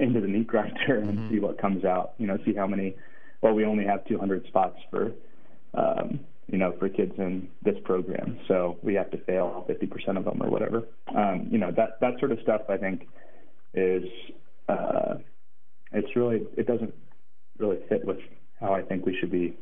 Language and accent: English; Portland, Oregon, United States; moved away as an adult; also born or lived in Ann Arbor, Michigan / Mongolia; growing up in Portland, Oregon